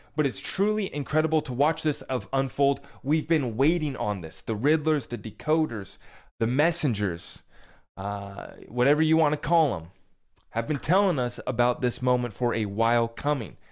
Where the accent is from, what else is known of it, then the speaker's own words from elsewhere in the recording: United States; as an American